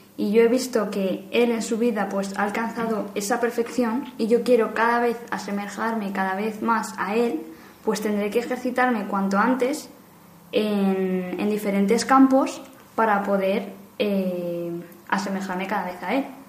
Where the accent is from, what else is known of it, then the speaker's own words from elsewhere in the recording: Madrid, Community of Madrid, Spain; soy de Madrid